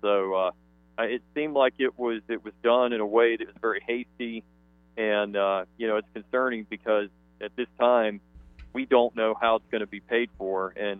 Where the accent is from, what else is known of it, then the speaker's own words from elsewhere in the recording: Guilford County, North Carolina, United States; Well, I'm from Guilford County, born and raised